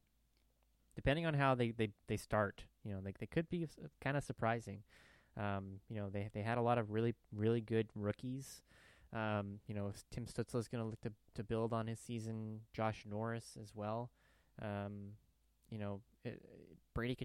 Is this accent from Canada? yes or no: yes; Canada; moved away; I'm a Canadian, and I'll always be a Canadian at heart